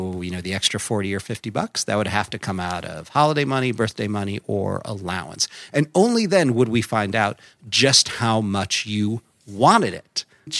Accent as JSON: {"language": "English", "region": "Midwest", "country": "United States", "tie": "born or raised there"}